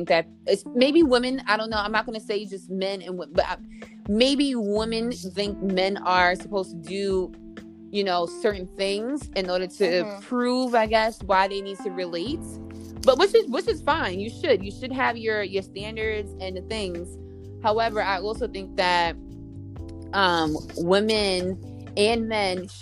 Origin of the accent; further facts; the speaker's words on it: New York City, New York, United States; growing up in New York City